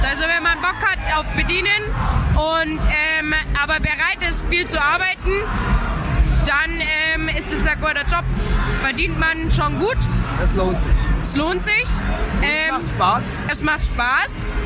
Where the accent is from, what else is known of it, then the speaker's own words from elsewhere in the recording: Hanover, Lower Saxony, Germany; Weil an der Sprache bin ich ja Hannoveraner. An der Sprache erkennt man das schon auch.